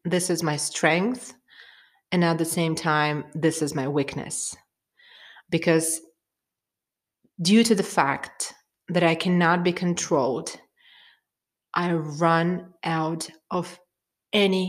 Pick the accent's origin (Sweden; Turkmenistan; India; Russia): Turkmenistan; I'm from Turkmenistan, where the most of the population are Muslims